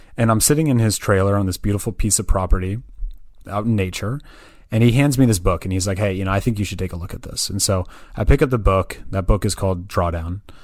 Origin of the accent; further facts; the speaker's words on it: Berkeley, California, United States; also born or lived in Santa Barbara, California / San Francisco, California; I was I was born and raised in the Bay Area, um, so I'm actually originally from Berkeley, California